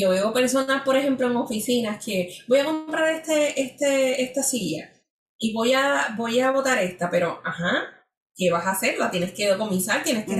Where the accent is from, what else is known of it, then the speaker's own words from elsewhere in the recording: San Juan, Puerto Rico; yo soy de San Juan